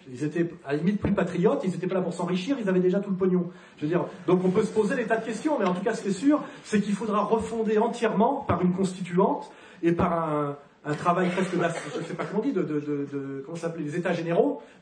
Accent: Geneva, Switzerland; Moi, je suis citoyen de Genève. Quand je vois que c'est elle, la mairesse de la ville dont je suis originaire, comme Jean-Jacques Rousseau

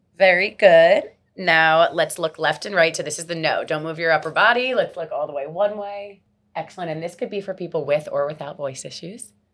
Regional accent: Miami, Florida, United States; I'm born and raised in Miami

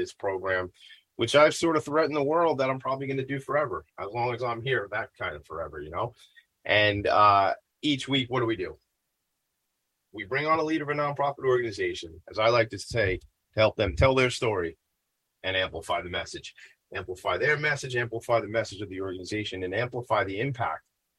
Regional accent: Franklin Square, New York, United States; I grew up in Franklin Square.

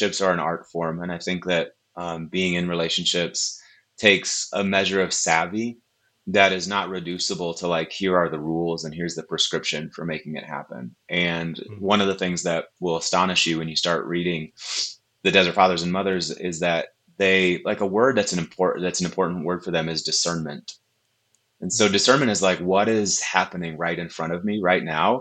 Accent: Wisconsin, United States; moved away; also born or lived in Tulsa, Oklahoma; Born and raised in Wisconsin in a charismatic church, but I went to Oral Roberts University.

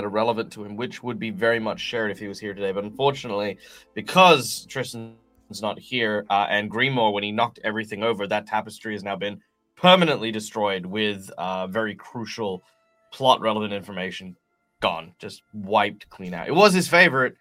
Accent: Australia; I'm Australian

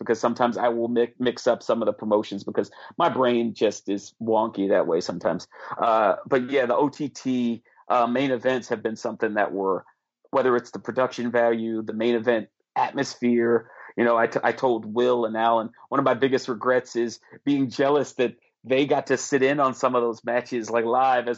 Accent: New York City, New York, United States; I grew up in Brooklyn, and I grew up in a Russian Jewish neighborhood

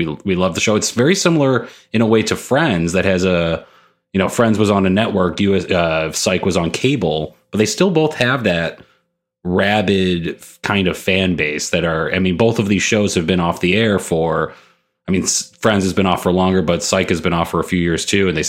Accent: Orland Park, Illinois, United States; also born or lived in Chicago Heights, Illinois; I live in the city proper now. I'm from the burbs of Chicago

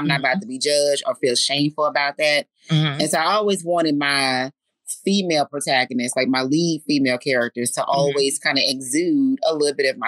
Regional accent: Fort Worth, Texas, United States; I'm originally from Fort Worth

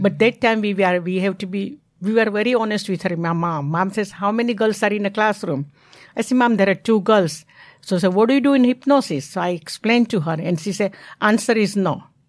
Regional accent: Mumbai, Maharashtra, India; English is a second language; moved away as an adult; now in United States; I'm not red Indian. I'm from India

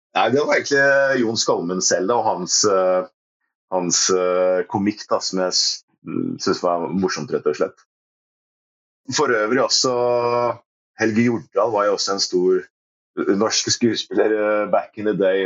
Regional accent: Risør, Agder, Norway; also born or lived in Porsgrunn, Telemark; now in Kongsberg, Norway; jeg er født i Porsgrunn. Bodde der et år på Klyve. Og så var det resten av oppveksten det var i Risør i, eh, i Aust-Agder.

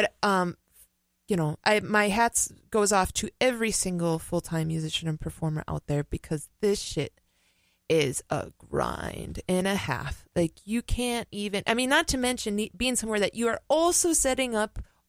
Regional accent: Minneapolis, Minnesota, United States; moved away as an adult; No, I grew up in Minneapolis.

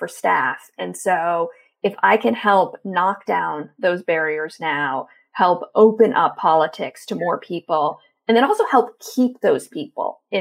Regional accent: Florida, United States; my home state of Florida, where I was raised

